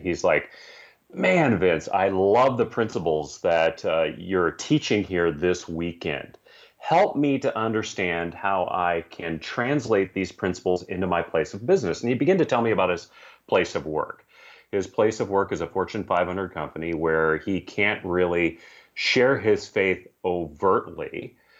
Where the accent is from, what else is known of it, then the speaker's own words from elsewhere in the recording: San Francisco, California, United States; I grew up in San Francisco, California